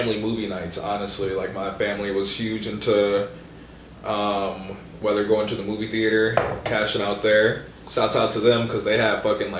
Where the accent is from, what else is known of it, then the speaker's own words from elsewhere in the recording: Menomonee Falls, Wisconsin, United States; also born or lived in Milwaukee, Wisconsin; now in Oshkosh, United States; I grew up in Milwaukee until I was like 10. Used to live on Biller